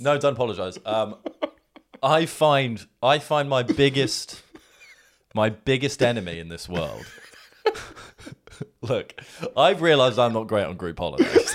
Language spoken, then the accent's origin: English; England, United Kingdom; accent: English; what came out of my mouth was an English accent